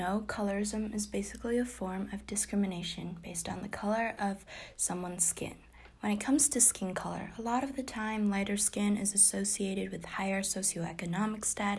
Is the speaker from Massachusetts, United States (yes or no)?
yes; Boston, Massachusetts, United States; I'm from the Greater Boston area. I'm Chinese American